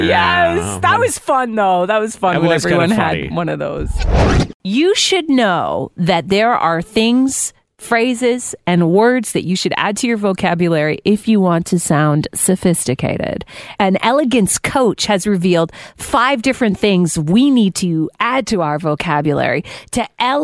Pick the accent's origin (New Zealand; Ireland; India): Ireland; Yes. I'm Irish, definitely heavy drinkers from Ireland, but it's not any of the countries you've mentioned.